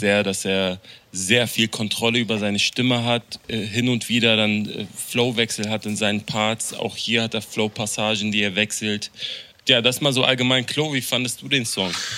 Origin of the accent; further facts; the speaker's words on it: Berlin, Germany; als jemand, der in äh, Deutschland aufgewachsen ist, der in Berlin aufgewachsen ist